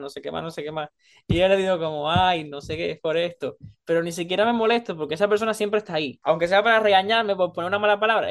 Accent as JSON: {"language": "Spanish", "region": "Havana", "country": "Cuba", "moved": "yes", "said": "yo soy de La Habana"}